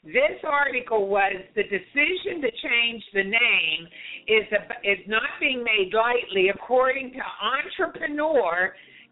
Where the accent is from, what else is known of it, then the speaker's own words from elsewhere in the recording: Ohio, United States; I'm from Ohio